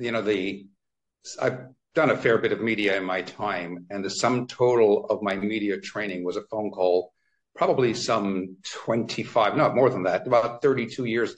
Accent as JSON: {"language": "English", "town": "Toronto", "region": "Ontario", "country": "Canada", "tie": "born or raised there", "moved": "yes", "lives_now": "London, United Kingdom", "said": "every time I go back to my hometown of Toronto, Canada"}